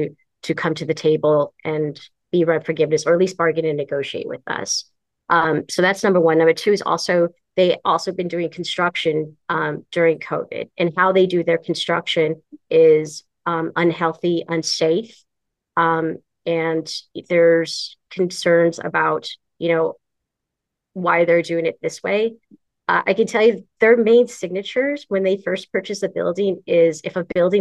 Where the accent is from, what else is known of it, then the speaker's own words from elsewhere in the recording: San Francisco, California, United States; I am actually born and raised in San Francisco